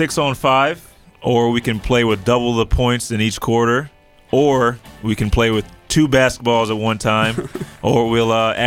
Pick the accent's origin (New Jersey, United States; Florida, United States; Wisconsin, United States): New Jersey, United States; Princeton; I'm originally from Princeton